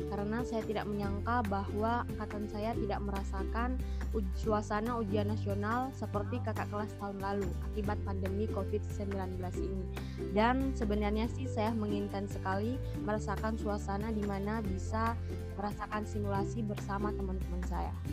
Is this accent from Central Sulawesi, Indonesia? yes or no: yes; Balantak, Central Sulawesi, Indonesia; Asal saya dari Balantak, Kabupaten Banggai, Provinsi Sulawesi Tengah.